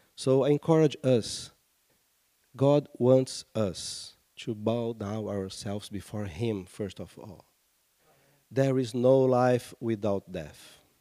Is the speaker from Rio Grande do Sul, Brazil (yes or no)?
no; Rio de Janeiro, Brazil; I come from Rio de Janeiro, my, my city